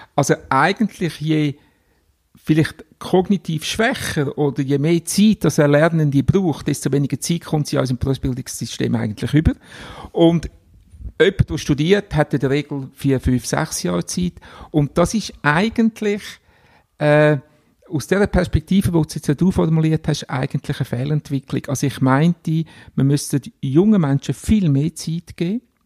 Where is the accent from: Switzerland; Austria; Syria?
Switzerland; Glarnerland, Glarus; also born or lived in Unterägeri; wieder zurück ins Glanerland, wo ich aufgewachsen bin